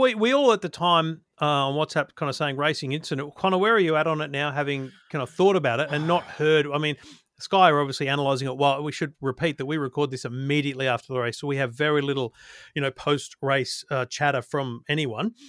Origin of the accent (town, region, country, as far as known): Australia